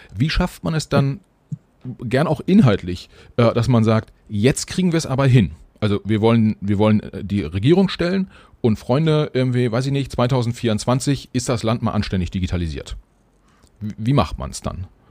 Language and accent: German; Germany; wir als Deutsche